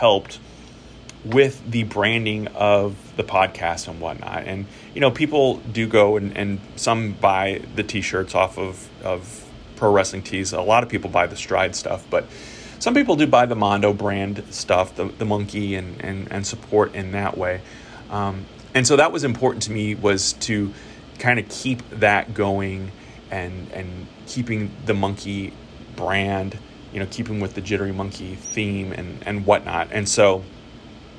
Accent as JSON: {"language": "English", "town": "St. Louis", "region": "Missouri", "country": "United States", "tie": "born or raised there", "said": "growing up in St. Louis, there were a lot of live shows that I went to."}